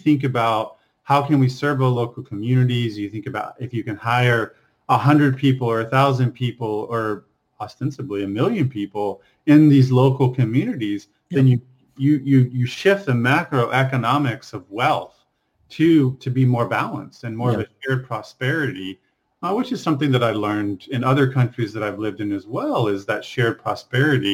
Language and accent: English; Texas, United States; So I grew up in Texas, 6,000-7,000 people